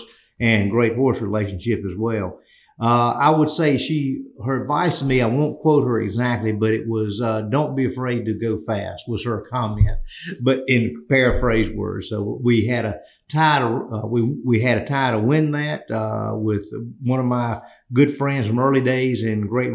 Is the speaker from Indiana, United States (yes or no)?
no; North Carolina, United States; I'm from North Carolina